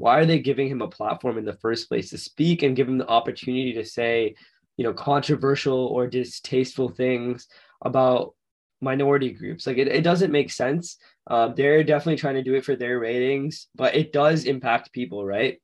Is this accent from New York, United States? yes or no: no; Florida, United States; we're both from Florida